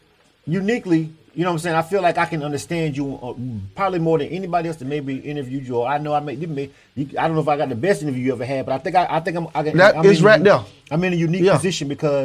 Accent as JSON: {"language": "English", "town": "Panama City", "region": "Florida", "country": "United States", "tie": "born or raised there", "moved": "as an adult", "lives_now": "Atlanta, United States", "said": "the fact that we born and raised in Panama City."}